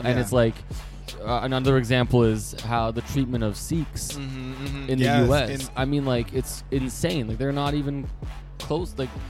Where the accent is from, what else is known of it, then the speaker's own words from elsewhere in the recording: Canada; yeah, I'm in Canada. So I'm Canadian. I'm also, my background is Persian.